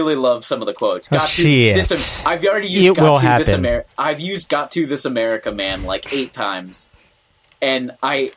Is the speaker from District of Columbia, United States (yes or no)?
no; New Hampshire, United States; I grew up in I grew up in New Hampshire, which is 99% white.